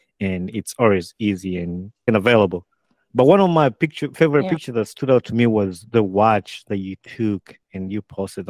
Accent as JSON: {"language": "English", "country": "Uganda", "tie": "born or raised there", "moved": "yes", "lives_now": "United States", "said": "I grew up in Uganda"}